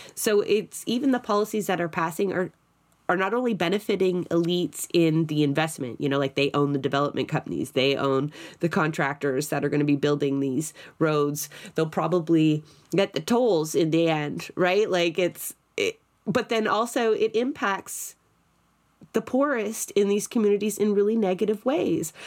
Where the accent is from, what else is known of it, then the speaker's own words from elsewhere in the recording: Toronto, Ontario, Canada; I'm from Scarborough